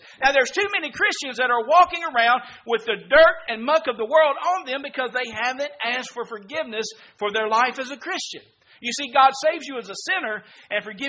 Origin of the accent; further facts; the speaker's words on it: Mississippi, United States; I'm from Mississippi